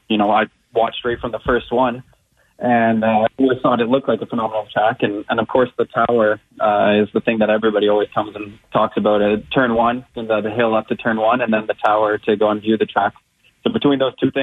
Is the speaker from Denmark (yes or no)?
no; Canada; me being a Canadian